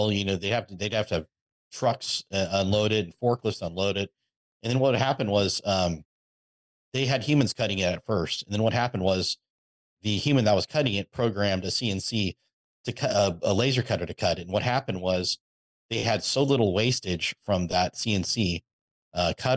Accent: Napa, California, United States; also born or lived in Texas; I was born and raised in Napa, California

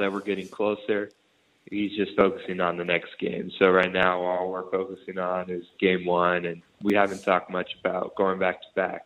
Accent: Brazil; now in Sydney, Australia; reminds me a lot of my home country, Brazil

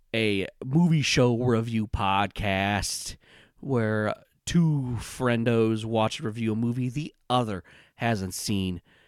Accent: Illinois, United States; I'm from Illinois. We talk fast sometimes.

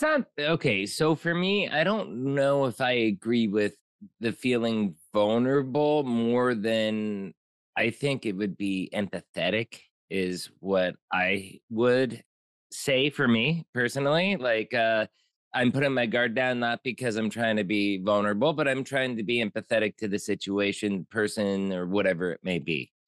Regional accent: Pottsville, Pennsylvania, United States; moved away as an adult; also born or lived in Mexico; I moved from Pottsville, Pennsylvania, Coal Country, P A, all the way down to Mexico, lived there for about fifteen years

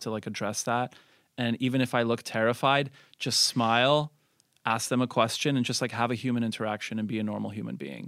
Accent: Montreal, Quebec, Canada; I was raised in Montreal, extremely multicultural and diverse

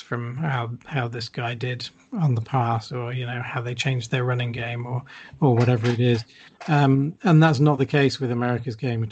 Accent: United Kingdom; as a British fan

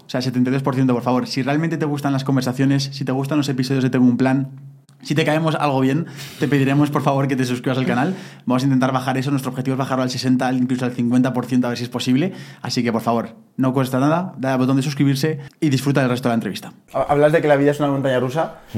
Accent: Aragon, Spain; soy de Aragón

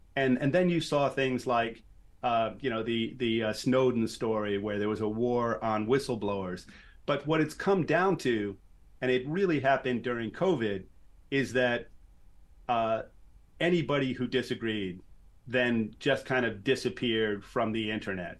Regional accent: New York City, New York, United States; I grew up in New York City.

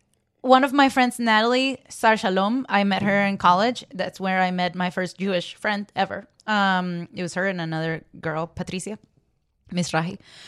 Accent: Venezuela; I'm from Venezuela.

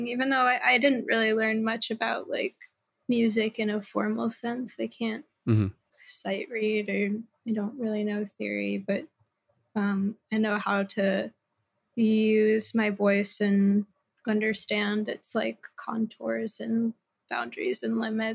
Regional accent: Southern Ohio, United States; also born or lived in Cincinnati; now in Oakland, United States; I'm from Ohio

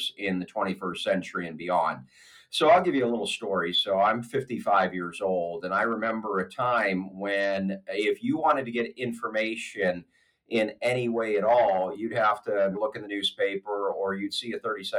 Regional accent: Erie, Pennsylvania, United States; now in Pittsburgh, United States; I'm originally from Erie, Pennsylvania

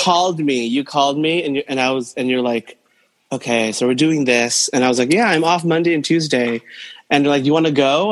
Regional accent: Santa Maria, California, United States; now in New York City, United States; I'm in California, uh, in Santa Maria, Central Coast. Um, but I'm based in New York City, but I'm been holed up in my hometown uh, since July

